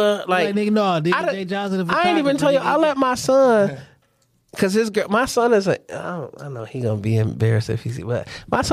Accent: Toledo, Ohio, United States; I'm from Toledo.

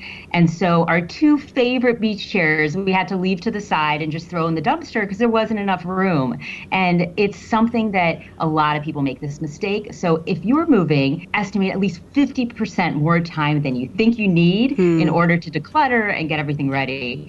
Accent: Miami, Florida, United States; now in Chicago, United States; And I'm originally from Miami, Florida.

